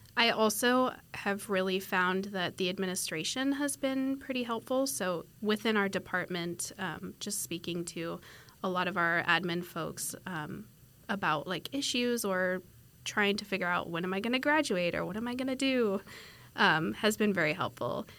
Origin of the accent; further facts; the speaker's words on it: Washington, United States; moved away as an adult; now in Fort Worth, United States; I'm from Washington State, so not from Texas, very far away from home.